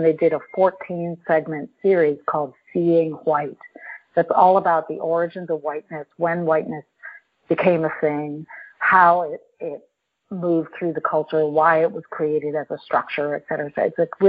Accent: New York, United States; besides being North American, you know, from, from New York.

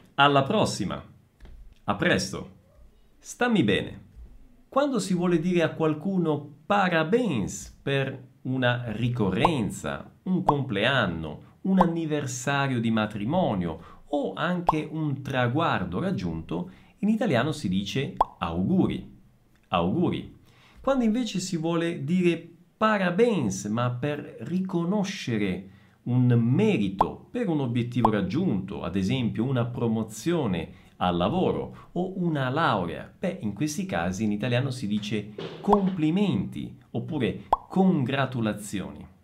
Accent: Messina, Sicily, Italy; now in Bragança Paulista, Brazil; Sono nato a Messina

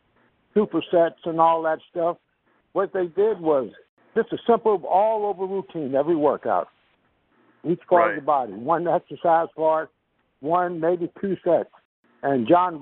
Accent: Houston, Texas, United States; now in Dallas, United States; I grew up in Houston, Texas

